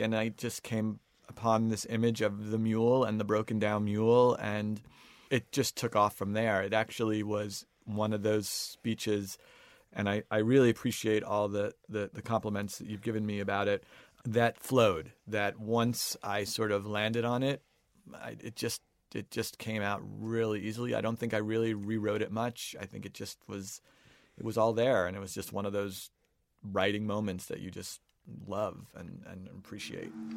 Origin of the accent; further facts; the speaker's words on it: Long Island, New York, United States; growing up on Long Island